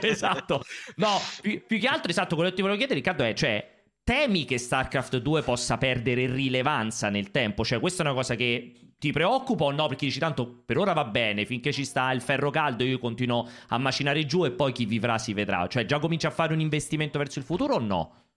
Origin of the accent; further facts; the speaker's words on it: Rome, Lazio, Italy; dalle mie parti qua a Roma